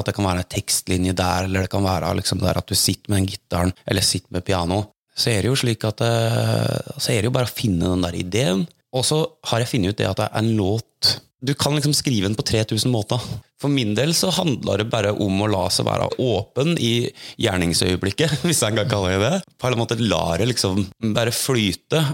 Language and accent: Norwegian; Hallingdal, Buskerud, Norway; jeg vokste opp i Hallingdal